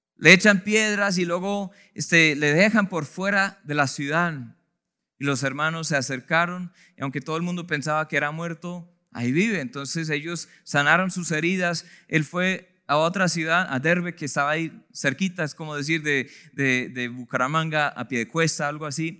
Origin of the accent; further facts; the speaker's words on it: United States; now in Colombia; mi país de procedencia, yo vengo de los Estados Unidos